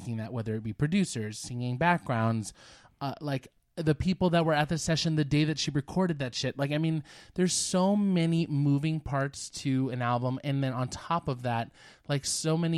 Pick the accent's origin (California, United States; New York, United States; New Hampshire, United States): California, United States; Concord; I was born and raised in Concord.